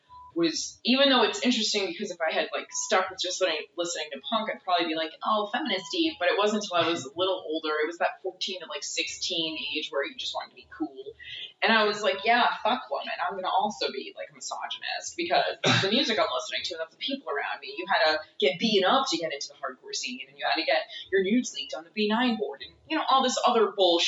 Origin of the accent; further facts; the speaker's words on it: Massachusetts, United States; I grew up in Massachusetts